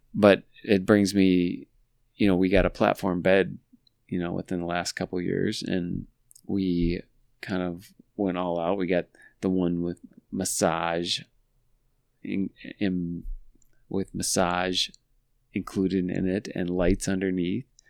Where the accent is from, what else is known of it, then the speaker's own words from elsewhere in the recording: La Verne, United States; we grew up in Laverne and the dealership was Papick Motors in Laverne